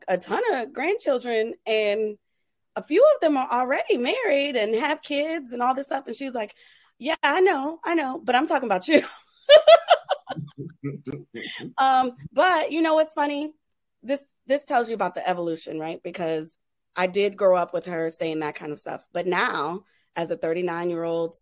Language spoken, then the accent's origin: English; New Orleans, Louisiana, United States; growing up in New Orleans